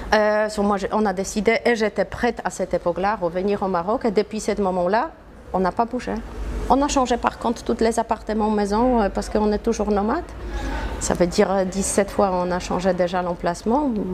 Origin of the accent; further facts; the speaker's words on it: Poland; French is a second language; moved away as an adult; also born or lived in New York, United States; now in Marrakech, Morocco; Je suis polonaise